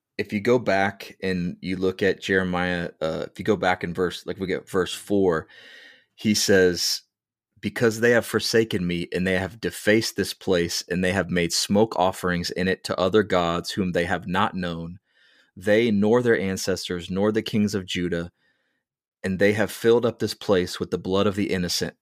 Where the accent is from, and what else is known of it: United States